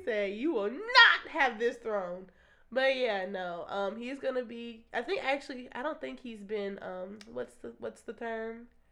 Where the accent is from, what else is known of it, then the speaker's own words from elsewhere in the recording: United States; we are American